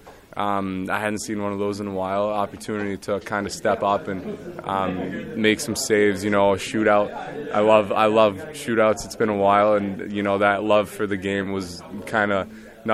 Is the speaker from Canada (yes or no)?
yes; Montreal, Quebec, Canada; moved away; I was a little kid growing up in Montreal